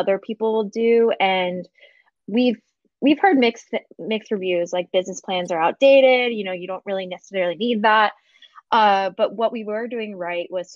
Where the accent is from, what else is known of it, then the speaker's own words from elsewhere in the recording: Philadelphia, Pennsylvania, United States; moved away as an adult; also born or lived in San Diego; I'm from Philadelphia originally. And then I moved out to San Diego for a job when I graduated college